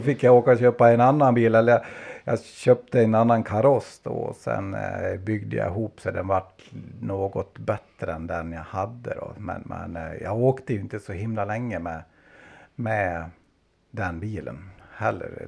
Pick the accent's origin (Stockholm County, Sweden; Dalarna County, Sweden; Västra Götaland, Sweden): Dalarna County, Sweden; Fredriksberg; also born or lived in Ludvika / Borlänge; jag är en dalmas som är uppvuxen faktiskt en bit utanför Ludvika, alltså en liten ort som heter Fredriksberg, även kallat Säfsen.